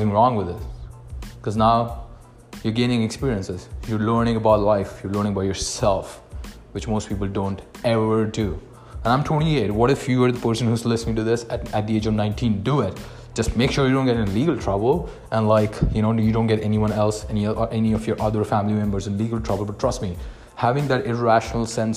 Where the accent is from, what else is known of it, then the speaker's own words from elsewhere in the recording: India; moved away as an adult; now in Canada; I am from India. I moved to Canada with pretty much no money.